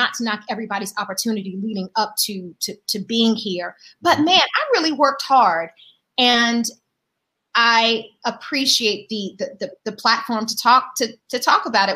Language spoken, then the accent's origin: English; Durham, North Carolina, United States; moved away as an adult; now in California, United States; growing up in Durham, I was always surrounded by Black folks